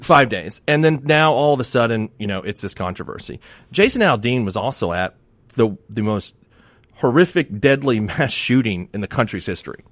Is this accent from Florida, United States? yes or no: yes; Miami, Florida, United States; I grew up in Miami